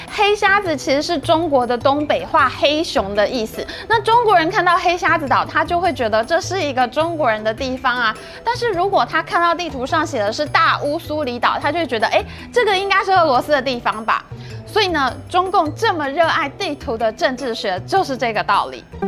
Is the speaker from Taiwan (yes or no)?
yes; Taiwan; 我们台湾人